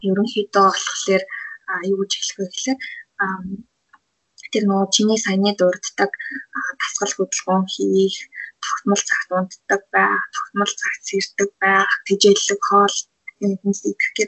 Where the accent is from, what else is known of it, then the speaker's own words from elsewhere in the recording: Mongolia; Монгол хүний хувьд